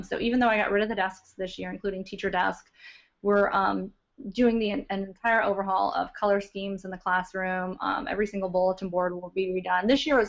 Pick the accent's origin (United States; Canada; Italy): United States; Louisiana; also born or lived in Philippines / Calumet, Michigan / Biloxi, Mississippi; now in Michigan, United States; I actually grew up in Louisiana. I moved around a lot. So I was born in the Philippines, then moved to the UP of Michigan, actually, in Calumet. Then down to Biloxi, Mississippi, and then I lived all over in Louisiana